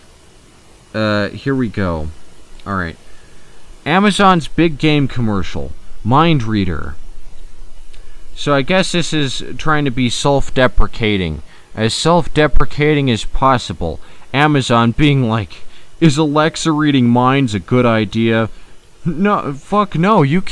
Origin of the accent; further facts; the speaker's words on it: United States; I'm an American